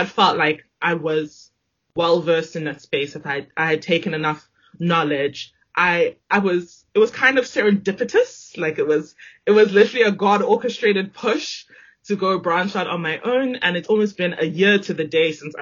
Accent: Johannesburg, Gauteng, South Africa; moved away as an adult; also born or lived in Zimbabwe; now in Cape Town, South Africa; about 2.5-3 years later, we moved to Johannesburg. And that is where all of my formative years were based. I grew up there.

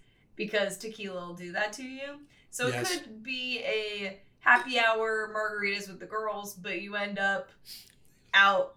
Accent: West Coast, United States; I grew up on the West Coast

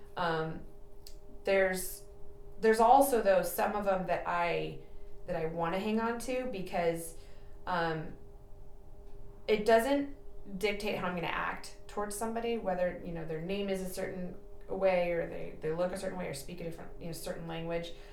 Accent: San Jose, California, United States; now in Napa, United States; I did not grow up here. I'm from the South Bay, um, like San Jose area.

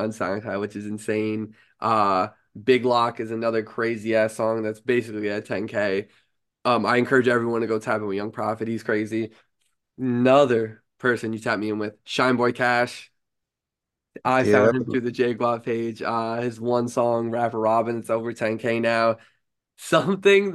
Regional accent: New York, United States; I'm a New Yorker myself

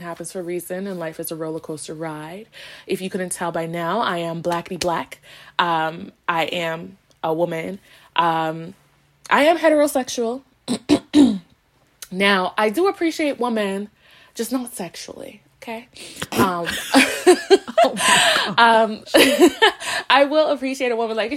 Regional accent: Toronto, Ontario, Canada; someone who was born and raised in Toronto, then raised in the suburbs

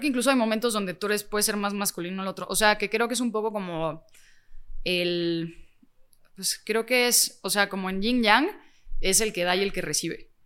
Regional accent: Mexico

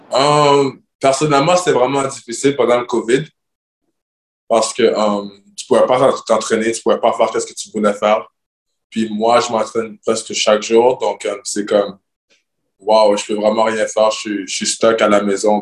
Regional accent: Montreal, Quebec, Canada; moved away as an adult; now in Greece; c'est ma ville, c'est ma culture, je viens de Montréal

